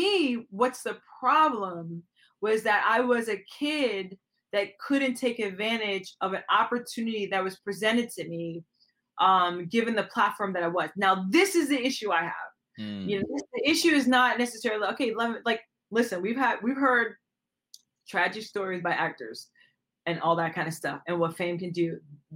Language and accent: English; Aruba; also born or lived in Puerto Rico; I've lived on an island. I've lived in different places. I'm from Aruba. I'm Puerto Rico. I lived on Aruba